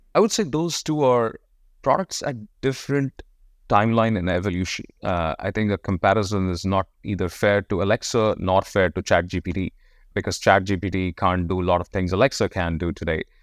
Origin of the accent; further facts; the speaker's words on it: India; moved away; I was born in India.